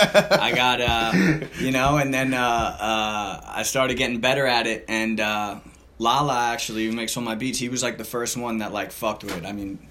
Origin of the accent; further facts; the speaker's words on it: Long Beach, California, United States; I'm from Long Beach